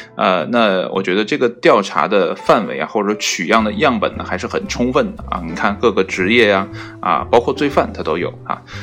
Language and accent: Chinese; China; 以我们中国人的观点来看